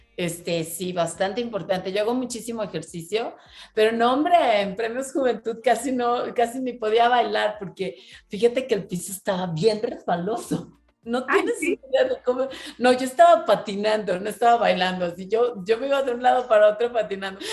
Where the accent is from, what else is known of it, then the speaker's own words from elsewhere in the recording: Monterrey, Nuevo León, Mexico; yo soy de Monterrey